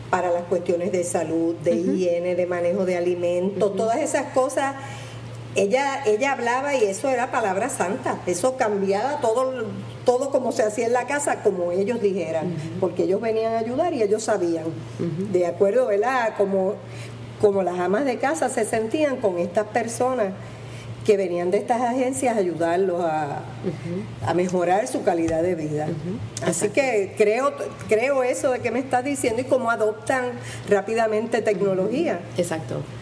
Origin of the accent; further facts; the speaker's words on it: Puerto Rico; divierte y va fortaleciendo el ego de uno como puertorriqueño